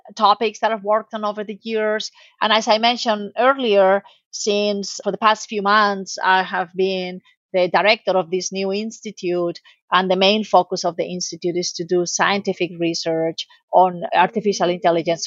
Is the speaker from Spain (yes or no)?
yes; Spain; moved away; also born or lived in United States; I'm originally from Spain